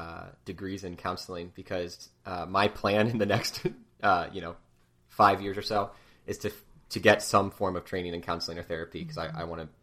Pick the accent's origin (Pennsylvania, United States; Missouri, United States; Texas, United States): Pennsylvania, United States; about an hour north of Philadelphia; Yeah, so I'm from Pennsylvania. I grew up about an hour north of Philly with seven siblings. So I'm one of eight kids